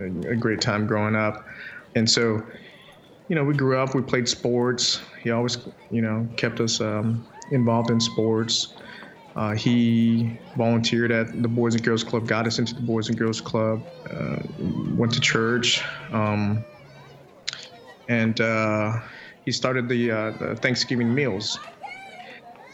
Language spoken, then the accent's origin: English; Chandler, Arizona, United States; born or raised there